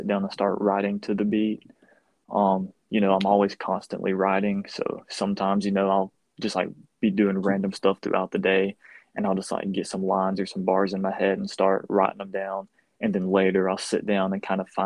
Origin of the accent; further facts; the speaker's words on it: Gainesville, Georgia, United States; I'm from Gainesville, Georgia, about an hour north of Atlanta